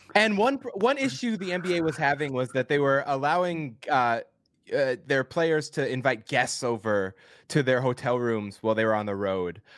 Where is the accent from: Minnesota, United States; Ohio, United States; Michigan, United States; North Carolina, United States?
Minnesota, United States; Minneapolis; I'm a city boy, born and raised in Minneapolis